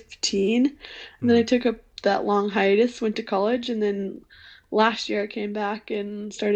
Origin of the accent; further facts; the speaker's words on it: Midwest, United States; also born or lived in Western Massachusetts; now in Massachusetts, United States; I grew up in the Midwest